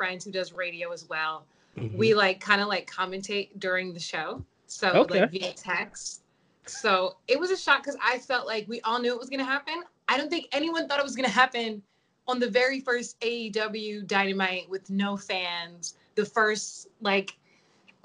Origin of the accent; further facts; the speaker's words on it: New Jersey, United States; I'm from South Jersey, which is just maybe about 15 minutes outside Philadelphia